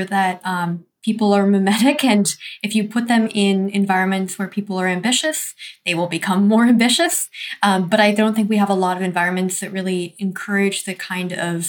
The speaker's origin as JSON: {"language": "English", "country": "United States", "tie": "born or raised there", "said": "the environment I grew up in America"}